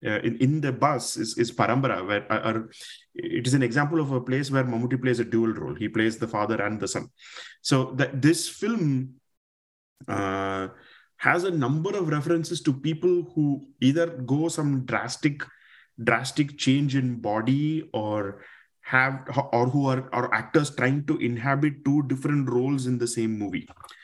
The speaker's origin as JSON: {"language": "English", "region": "Kerala", "country": "India", "accent": "Tamil-influenced Malayalam", "said": "I'm a Malayali, but I have a heavy Tamil film influence in my Malayalam or accent and sort of the way I speak Malayalam."}